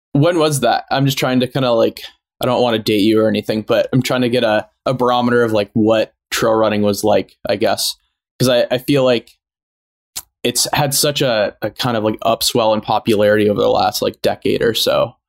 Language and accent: English; San Francisco, California, United States; I grew up in San Francisco before the big tech boom, and I'm I still live here